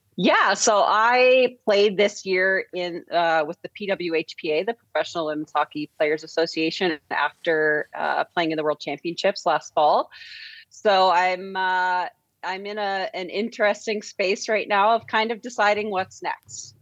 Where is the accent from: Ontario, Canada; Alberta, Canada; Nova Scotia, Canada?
Alberta, Canada; St. Albert; I was born just outside Edmonton in Saint Albert